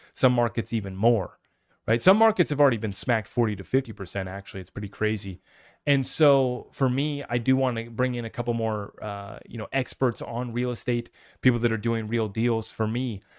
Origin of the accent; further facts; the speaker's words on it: United States; I'm just an American